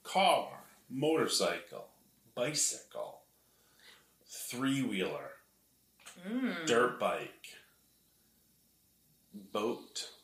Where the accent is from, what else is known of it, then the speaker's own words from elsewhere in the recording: New Paltz, New York, United States; New Paltz.